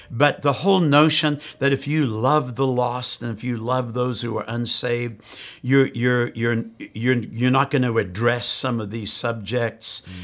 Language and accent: English; South Africa; moved away; I grew up in South Africa